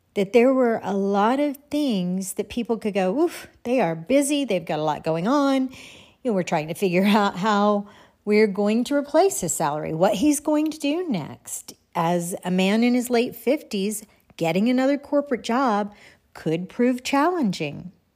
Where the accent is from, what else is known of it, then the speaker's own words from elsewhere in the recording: Texas, United States; moved away; I grew up in Texas. I grew up on kolaches